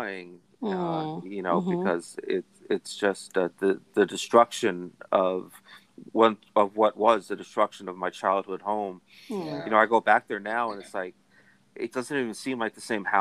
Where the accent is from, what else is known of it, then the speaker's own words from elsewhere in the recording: Carteret, New Jersey, United States; I grew up in Carteret, which is in North Jersey